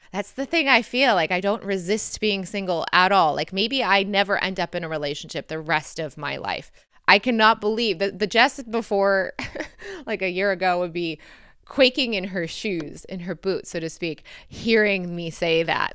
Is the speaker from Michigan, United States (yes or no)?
yes; Michigan, United States; accent: American; moved away as an adult; also born or lived in Detroit, Michigan / London / Lisbon; growing up in Michigan